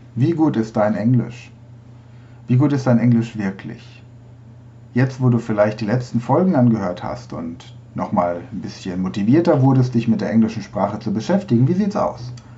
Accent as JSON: {"language": "German", "town": "Bolzano", "region": "Trentino-Alto Adige", "country": "Italy", "said": "ich komme aus Bozen, Südtirol"}